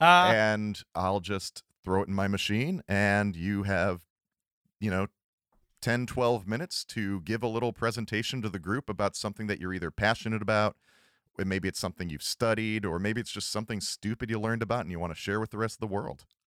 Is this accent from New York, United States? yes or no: no; Cleveland, Ohio, United States; I'm from Cleveland